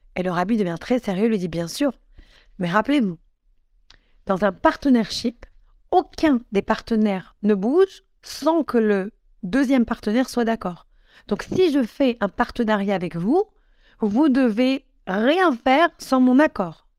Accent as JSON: {"language": "French", "country": "Morocco", "said": "je suis marocaine"}